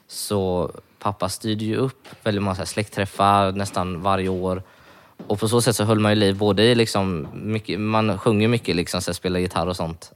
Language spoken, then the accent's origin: Swedish; Varberg, Halland County, Sweden; jag kommer från Varberg